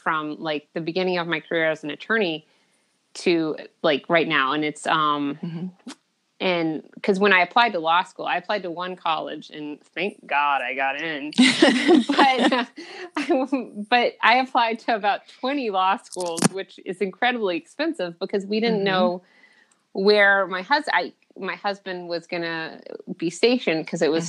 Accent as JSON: {"language": "English", "town": "Atlanta", "region": "Georgia", "country": "United States", "tie": "born or raised there", "also_born_or_lived": "Japan", "moved": "as an adult", "said": "I grew up in Atlanta, Georgia"}